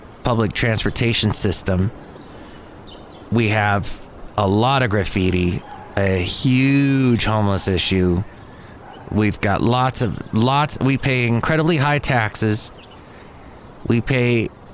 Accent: Southern California, United States; moved away as an adult; also born or lived in Bay Area, California; now in Castro Valley, United States; I am a Californian, native Californian, but grew up in Southern California

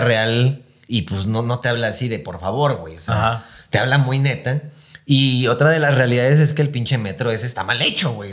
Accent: Mexico; somos mexicanos

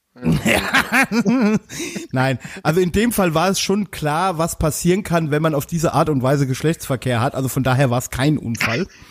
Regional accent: Westerwald, Rhineland-Palatinate, Germany; ich komme ja aus dem Westerwald

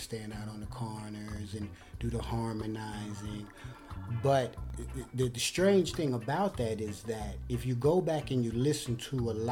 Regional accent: Cincinnati, Ohio, United States; I was born and raised in Cincinnati

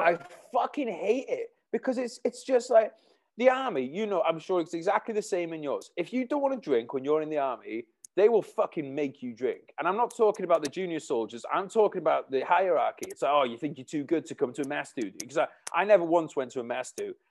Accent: Wales, United Kingdom; my hometown where I am now in Wales

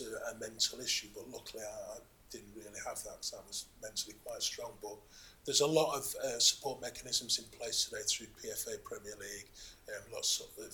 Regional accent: Manchester, North West England, United Kingdom; I was born in Moss Side, which was the area of the old Main Road Stadium

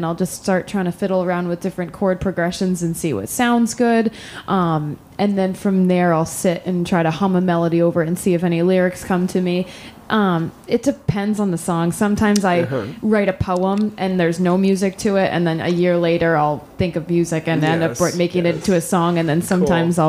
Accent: Connecticut, United States; now in Nashua, United States; We're both originally from Connecticut

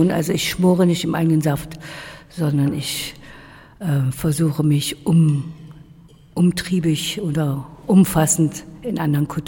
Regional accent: Magdeburg, Saxony-Anhalt, Germany; moved away as an adult; der Insel geboren, auf der glücklichen Insel, auf dem Werder und bin so mit der Elbe sehr verbunden. Ich bin hier in Magdeburg zur Schule gegangen

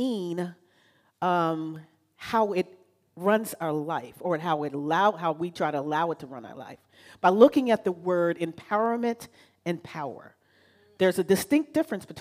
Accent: Virginia, United States; moved away as an adult; I'm initially from Virginia, and so you know what I mean when I talk about the matriarchs of the family, right? So I've grown underneath matriarchs, and I thought I would lose those matriarchs by traveling 3,000 miles away

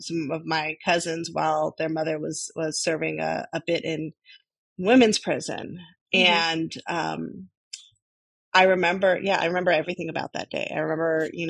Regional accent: Burlingame, California, United States; I grew up on the other side of the peninsula. I grew up in Burlingame.

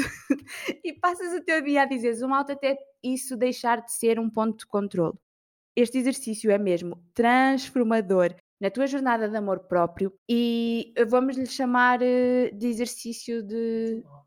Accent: Portugal; eu sou da Vieira

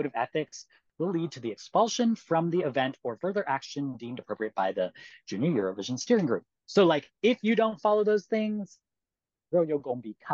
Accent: United States; as an American

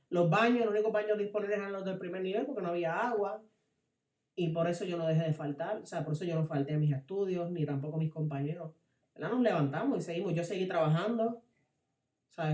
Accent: Puerto Rico; como puertorriqueños

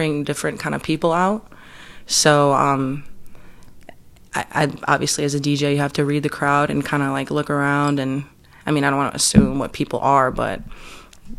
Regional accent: Chicago, Illinois, United States; also born or lived in Evanston; I was raised in Chicago

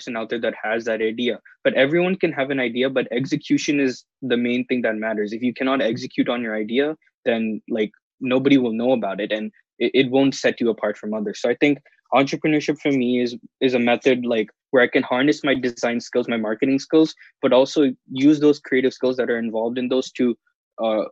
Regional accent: Seattle, Washington, United States; I'm from Seattle, and I'm currently in Seattle right now because I'm doing remote learning

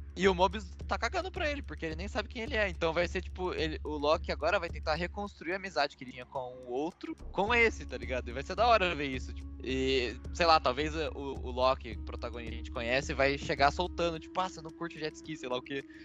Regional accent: Brazil; a gente é brasileiro

